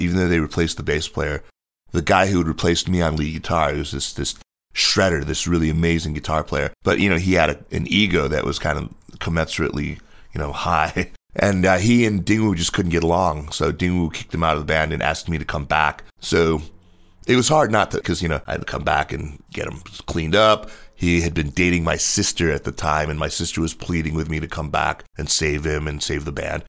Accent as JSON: {"language": "English", "country": "United States", "tie": "born or raised there", "also_born_or_lived": "Beijing, China", "moved": "as an adult", "said": "I was born in the States and, you know, I grew up just, uh, kinda standard learning piano and violin and all that stuff."}